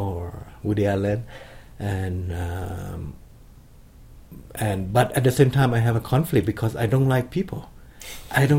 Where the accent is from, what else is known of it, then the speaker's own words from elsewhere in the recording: Khon Kaen, Thailand; Growing up in Khon Kaen, this town in the northeast of Thailand